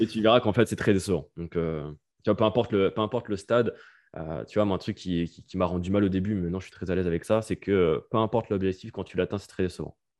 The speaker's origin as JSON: {"language": "French", "country": "France", "also_born_or_lived": "Bali", "moved": "as an adult", "lives_now": "Norway", "said": "I'm French"}